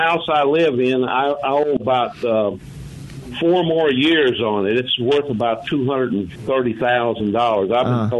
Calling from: Memphis, Tennessee, United States; I'm calling from Memphis.

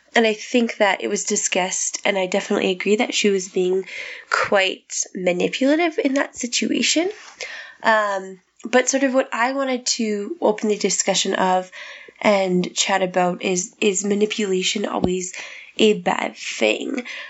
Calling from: Saskatchewan, Canada; I'm calling from Saskatchewan, Canada

